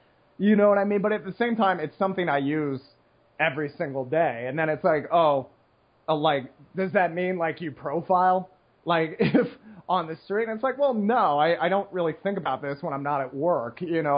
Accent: Seattle, Washington, United States; all the Asians I grew up with in Seattle were Vietnamese

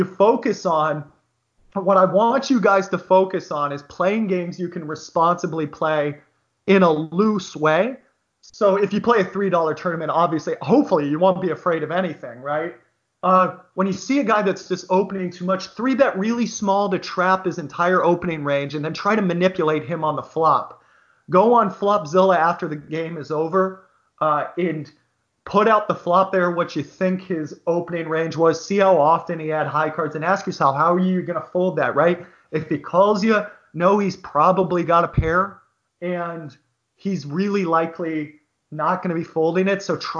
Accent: Bothell, Washington, United States; I grew up in Bothell, Washington

